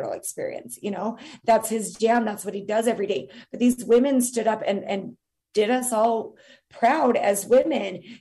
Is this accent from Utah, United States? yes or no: yes; Utah, United States; my home state of Utah